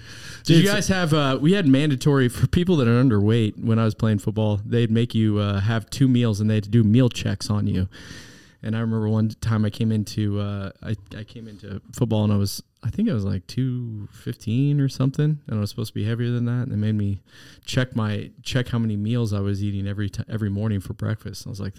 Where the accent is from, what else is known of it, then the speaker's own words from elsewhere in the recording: Wichita, Kansas, United States; Of course. I'm from Wichita